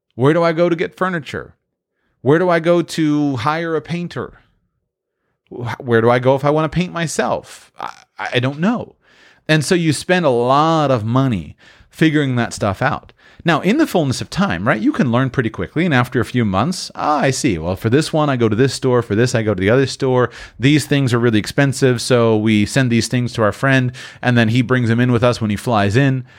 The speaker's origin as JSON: {"language": "English", "country": "United States", "moved": "as an adult", "said": "I'm from the United States"}